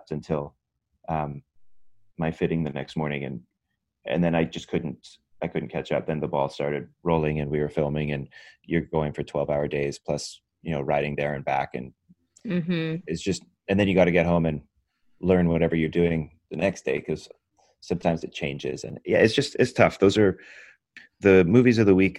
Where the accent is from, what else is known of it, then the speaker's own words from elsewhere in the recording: Vancouver, British Columbia, Canada; moved away as an adult; now in Los Angeles, United States; having grown up in Vancouver